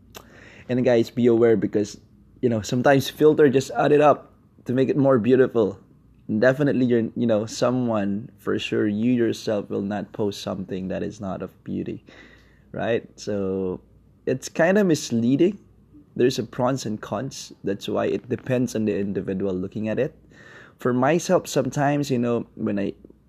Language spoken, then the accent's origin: English; Philippines; now in Kuala Lumpur, Malaysia; I'm based in Kuala Lumpur, Malaysia. I'm Filipino.